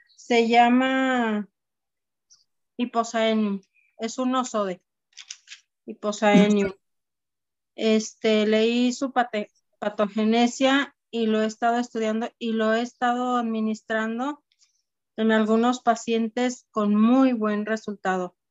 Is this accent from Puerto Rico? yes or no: no; Guadalajara, Jalisco, Mexico; soy de Guadalajara